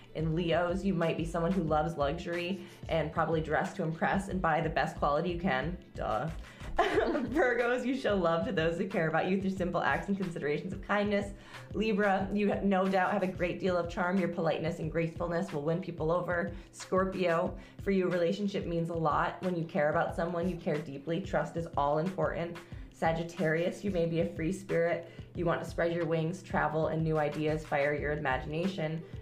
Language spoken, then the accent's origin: English; New York, United States; accent: New York; my New York accent